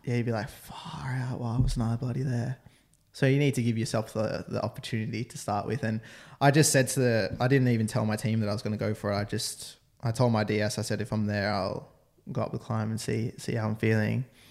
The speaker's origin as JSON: {"language": "English", "country": "Australia", "said": "I'm Australian."}